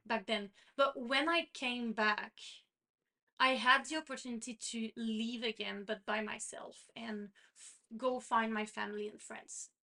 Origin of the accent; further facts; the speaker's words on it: Quebec, Canada; first language French; English is a second language; I'm from Canada, but I'm from the French province of Canada, which is Quebec. So my first language is French